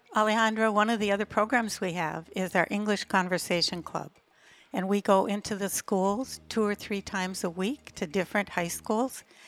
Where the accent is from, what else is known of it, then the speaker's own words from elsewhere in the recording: Minnesota, United States; moved away as an adult; now in Playa del Carmen, Mexico; I'm from Minnesota